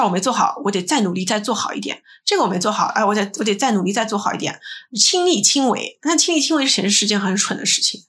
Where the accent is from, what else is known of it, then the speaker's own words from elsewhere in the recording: China; also born or lived in United States; 我们中国人还是有很多从众的心理在的